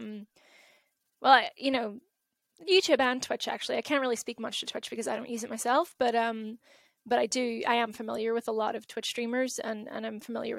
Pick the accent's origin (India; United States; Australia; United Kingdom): United Kingdom; Derry, Northern Ireland; I grew up in Derry, good old Derry